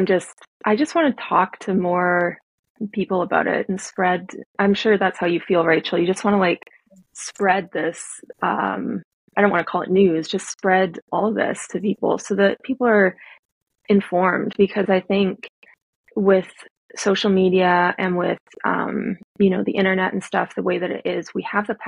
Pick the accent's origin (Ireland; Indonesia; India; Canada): Canada; I'm Canadian